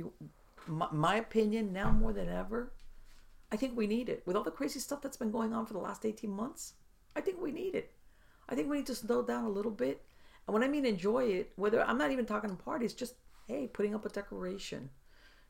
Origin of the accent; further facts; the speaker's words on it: Miami, Florida, United States; moved away; I was born and raised in Miami in subtropical